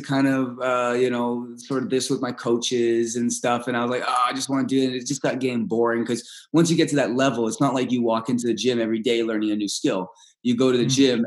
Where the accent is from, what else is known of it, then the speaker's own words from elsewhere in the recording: Canada; first language Russian; English is a second language; also born or lived in Moscow, Russia; I just got to Canada. I was adopted and everything